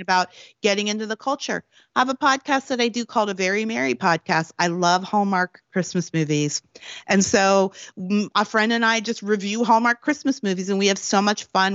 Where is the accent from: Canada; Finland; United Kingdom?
Canada; Prince Edward Island; born or raised there; moved away as an adult; also born or lived in Washington, D.C.; now in California, United States